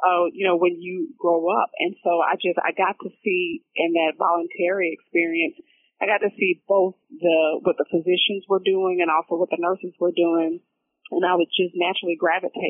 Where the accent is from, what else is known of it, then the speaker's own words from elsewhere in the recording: Athens, Georgia, United States; I'm originally from Athens, Georgia